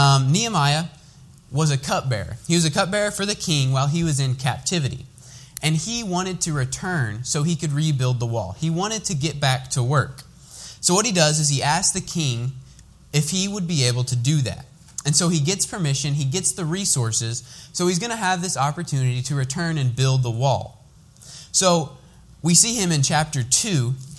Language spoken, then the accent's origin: English; Lawrenceburg, United States; I'm from Lawrenceburg. I worship at Overland Church of Christ